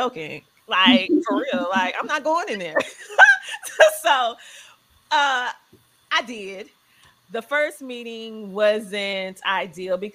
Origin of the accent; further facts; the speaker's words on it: the South, United States; growing up in the South, you just going to therapy is not a conversation